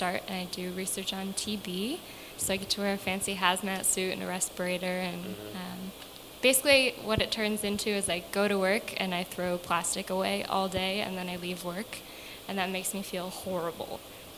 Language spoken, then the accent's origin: English; Northville, Michigan, United States; now in New York, United States; I'm from Northville, Michigan